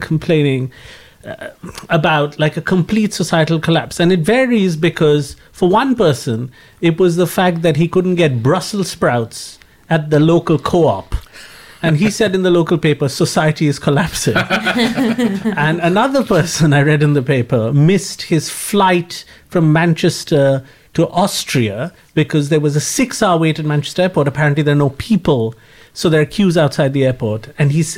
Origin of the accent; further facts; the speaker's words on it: India; an Indian subject of the empire